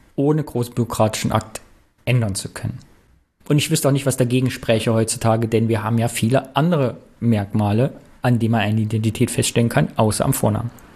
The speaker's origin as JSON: {"language": "German", "town": "Cologne", "region": "North Rhine-Westphalia", "country": "Germany", "said": "für uns als Kölner"}